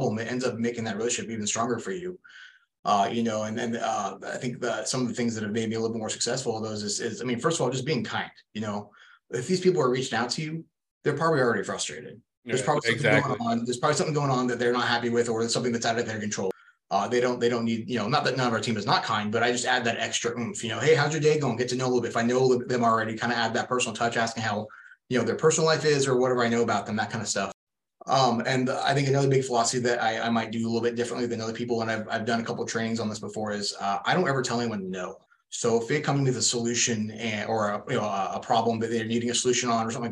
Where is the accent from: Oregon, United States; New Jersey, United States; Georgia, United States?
Oregon, United States; Portland; moved away as an adult; also born or lived in Boring, Oregon; now in Phoenix, United States; Born and raised in Portland, Oregon